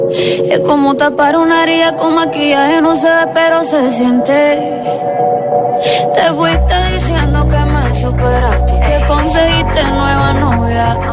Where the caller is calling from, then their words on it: Barcelona, Catalonia, Spain; soy … de Barcelona.